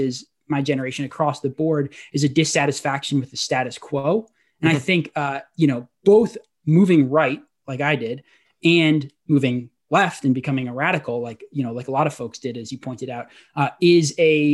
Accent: Portland, Oregon, United States; I was raised in Portland, Oregon

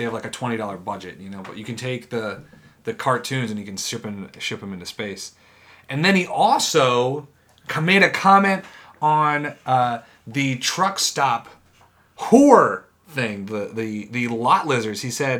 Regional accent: Downers Grove, Illinois, United States; graduated from high school in my hometown of Downers Grove, which is right around Chicago.

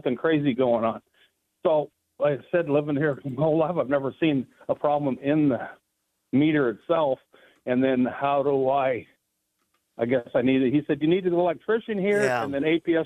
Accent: Scottsdale, Arizona, United States; also born or lived in Cave Creek; born and raised in Scottsdale, lived here all 70 years of my life.

